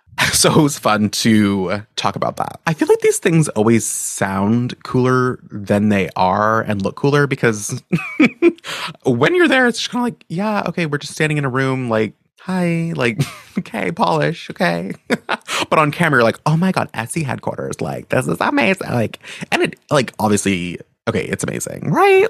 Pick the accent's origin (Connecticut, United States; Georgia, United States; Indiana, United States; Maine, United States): Maine, United States; moved away as an adult; also born or lived in upstate New York; I grew up in Maine, which felt like the middle of nowhere